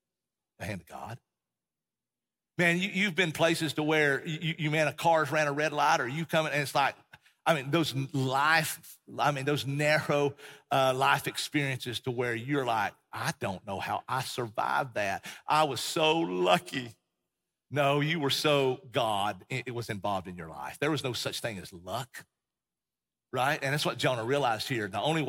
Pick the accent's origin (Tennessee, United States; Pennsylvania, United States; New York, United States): Tennessee, United States; also born or lived in Texas; and we grew up in East Tennessee, Appalachian Mountains.